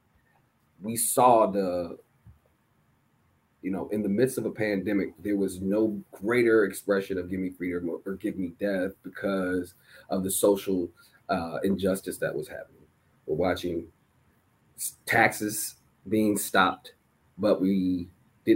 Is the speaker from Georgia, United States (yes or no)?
no; Washington, District of Columbia, United States; my hometown, Washington, D.C.